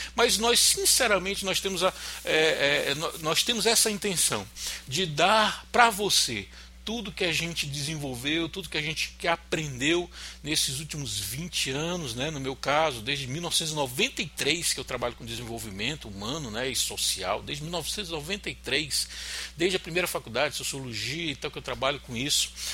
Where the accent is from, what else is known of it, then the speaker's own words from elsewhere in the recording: Fortaleza, Ceará, Brazil; Eu sou de Fortaleza